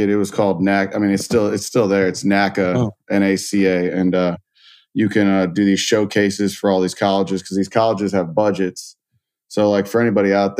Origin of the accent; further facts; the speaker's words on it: Wildwood, Missouri, United States; I'm from Wildwood, Missouri. I did sports my entire life growing up